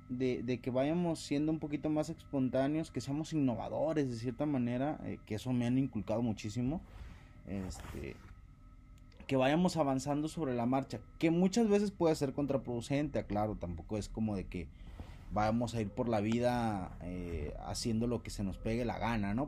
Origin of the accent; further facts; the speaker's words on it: Costa Grande, Guerrero, Mexico; soy del estado de Guerrero, del bellísimo estado de Guerrero, la Costa Grande